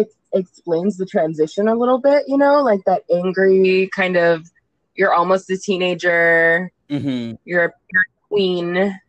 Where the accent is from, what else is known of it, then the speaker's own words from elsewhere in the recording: Southern California, United States; I'm definitely from Southern California, as I've said a million times.